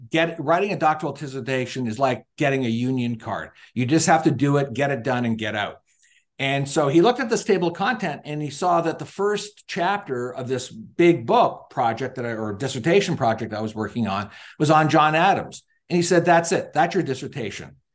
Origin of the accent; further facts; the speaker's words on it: Niagara Falls, Ontario, Canada; now in United States; I was, uh, born and raised in Niagara Falls, Ontario, Canada